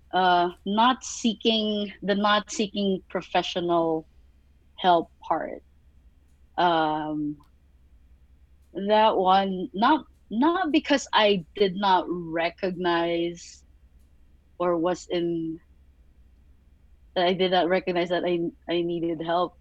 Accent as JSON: {"language": "English", "country": "Philippines", "tie": "born or raised there", "moved": "yes", "said": "growing up in the Philippines"}